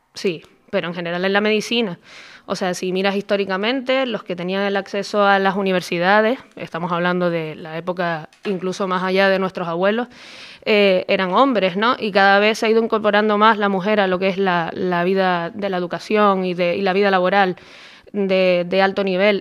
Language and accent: Spanish; Tenerife, Canary Islands, Spain; yo soy de Tenerife y allí en aquel momento pues la, carrera de periodismo no estaba.